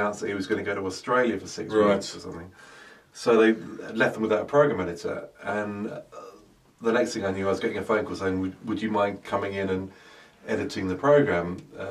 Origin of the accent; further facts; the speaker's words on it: London, United Kingdom; also born or lived in South Africa; I grew up in South London in Crystal Palace and South Norwood